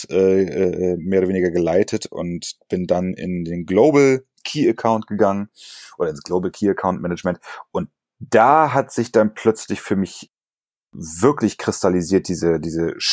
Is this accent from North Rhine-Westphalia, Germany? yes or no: no; Berlin, Germany; als Berliner ja sowieso so ein bisschen äh, mit der, naja, sagen wir mal, dem Herz auf der Zunge